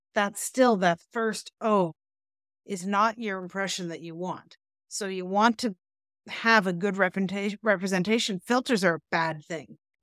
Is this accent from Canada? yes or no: yes; Canada; we're Canadian